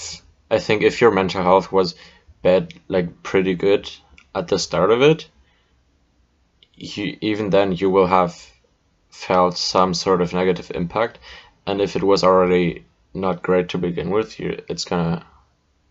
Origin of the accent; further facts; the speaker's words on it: Germany; moved away; my home country of Germany, where our schools were still in the Middle Ages